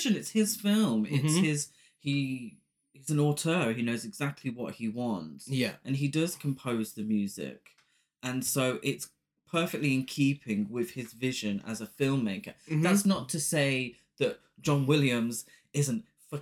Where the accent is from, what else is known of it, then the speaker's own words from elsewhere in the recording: Coventry, West Midlands, United Kingdom; now in Manchester, United Kingdom; we grew up in Coventry. We live in Manchester.